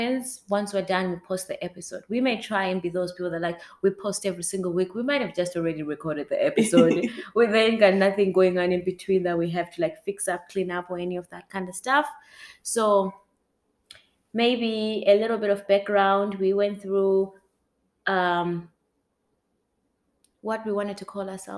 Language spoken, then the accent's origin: English; Zimbabwe; now in Edmonton, Canada; Living in Edmonton, born and raised in Zimbabwe, been here more than half my life, been in Canada for more than half my life.